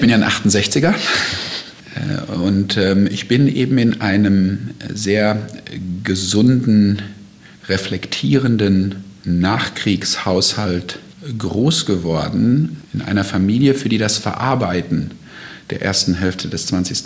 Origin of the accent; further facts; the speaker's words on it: North Rhine-Westphalia, Germany; moved away as an adult; now in United States; ich komme ja aus Westfalen